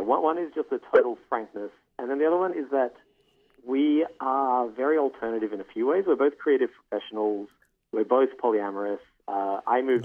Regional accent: Australia; now in Toronto, Canada; I'm an Australian calling from Toronto.

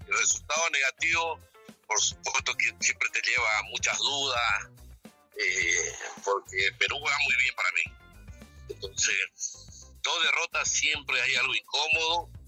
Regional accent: Bolivia

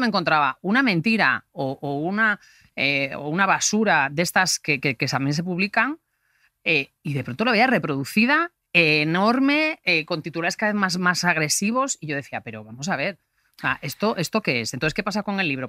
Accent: Galicia, Spain; soy gallega

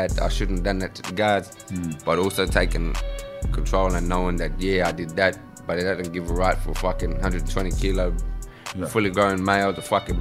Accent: Adelaide, South Australia, Australia; I was originally born in Adelaide. I'm an Adelaide man.

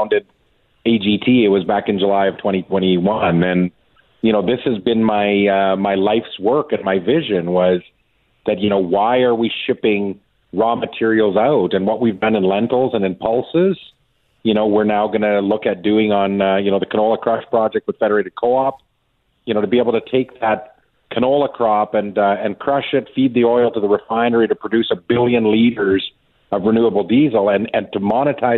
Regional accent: Davidson, Saskatchewan, Canada; my hometown of Davidson

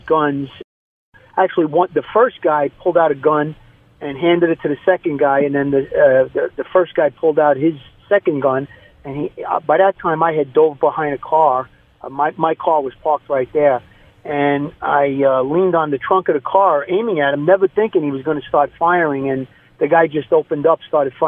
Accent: New York City, New York, United States; I grew up in Brooklyn, New York, just outside of Coney Island

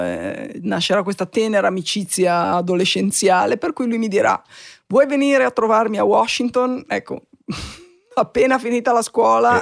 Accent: Genoa, Liguria, Italy; now in Milan, Italy; Sono nata a Genova in una famiglia assolutamente mm, normale

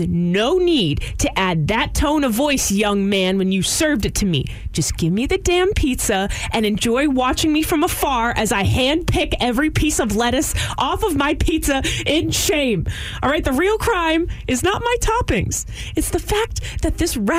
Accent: Houston, Texas, United States; I'm from Houston

